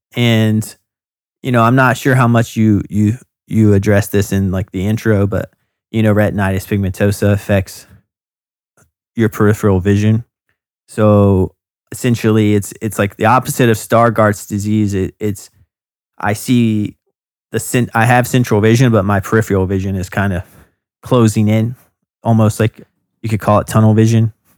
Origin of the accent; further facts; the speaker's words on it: North Carolina, United States; moved away as an adult; now in Brooklyn, United States; I'm from North Carolina, and I went to the University of North Carolina at Wilmington